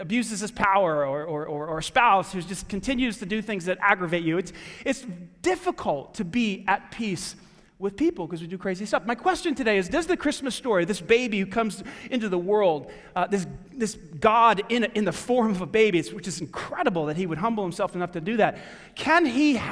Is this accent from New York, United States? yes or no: yes; New York, United States; now in Greenwood, United States; I grew up in New York